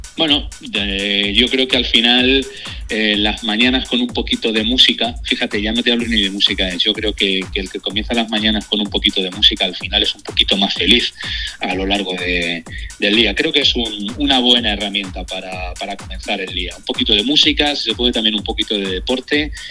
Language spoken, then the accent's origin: Spanish; Manzanares, Castilla-La Mancha, Spain; moved away as an adult; now in Madrid, Spain; la radio local de mi pueblo, Manzanares en Ciudad Real